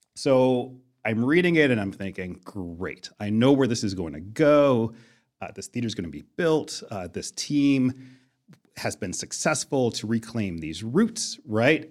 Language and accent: English; Buffalo, New York, United States; I grew up in Buffalo